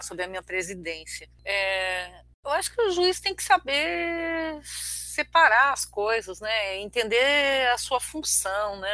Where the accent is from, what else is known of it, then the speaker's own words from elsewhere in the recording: Brazil; also born or lived in Syria; sou brasileira naturalizada, nasci numa aldeia de armênios que fica na Síria, vim para o Brasil com três anos